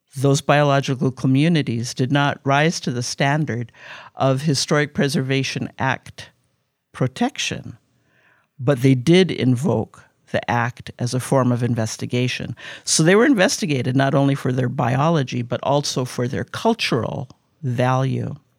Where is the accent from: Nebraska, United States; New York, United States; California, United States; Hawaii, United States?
Hawaii, United States; Honolulu; also born or lived in Kona, Hawaii; I was born in Kona, but I was raised up on Oahu in Kaimuki on Eighth Avenue